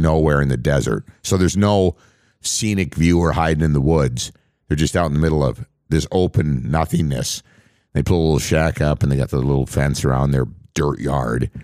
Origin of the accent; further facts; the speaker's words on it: on the Canadian border, Upper Midwest, United States; where I grew up on the Canadian border.